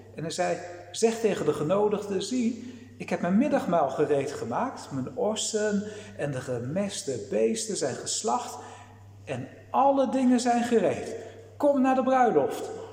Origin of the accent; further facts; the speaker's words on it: Netherlands; wij als Nederlanders